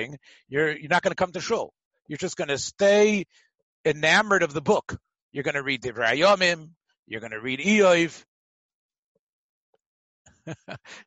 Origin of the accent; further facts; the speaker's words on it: Memphis, Tennessee, United States; moved away; the minhag in my hometown in Memphis